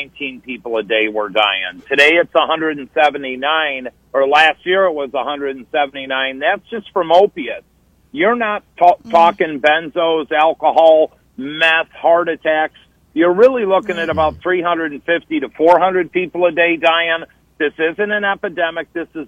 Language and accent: English; Oswego, Illinois, United States; now in Naperville, United States; My hometown 20 minutes away, Oswego, Illinois